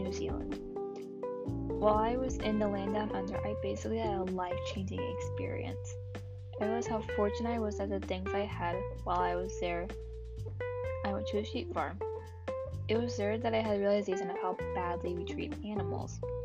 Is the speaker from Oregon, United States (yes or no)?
no; Texas, United States; I am a Texan by birth